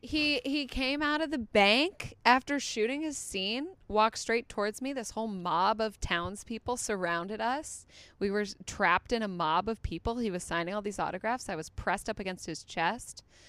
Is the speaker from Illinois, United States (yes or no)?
yes; Chicago, Illinois, United States; moved away as an adult; also born or lived in East Coast / Australia / England; now in Los Angeles, United States; second grade, Chicago on until I moved here